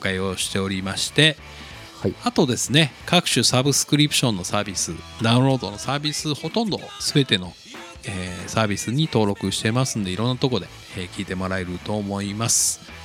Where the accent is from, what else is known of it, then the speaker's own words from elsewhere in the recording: Nagasaki, Japan; moved away; 僕の実家長崎